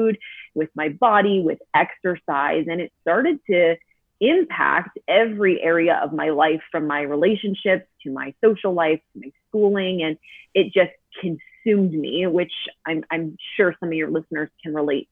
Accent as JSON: {"language": "English", "town": "St. Louis", "region": "Missouri", "country": "United States", "tie": "born or raised there", "moved": "as an adult", "lives_now": "Colorado, United States", "said": "We are from St. Louis. I was born and raised there, but we moved just last year to a small mountain town in Colorado"}